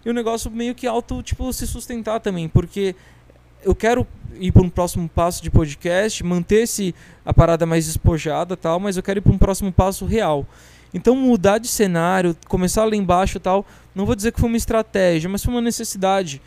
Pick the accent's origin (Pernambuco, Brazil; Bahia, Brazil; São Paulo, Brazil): São Paulo, Brazil; Barueri; eu sou de Barueri